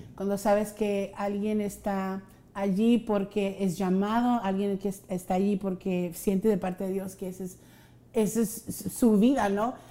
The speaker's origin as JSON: {"language": "Spanish", "area": "Rio Grande Valley", "region": "Texas", "country": "United States"}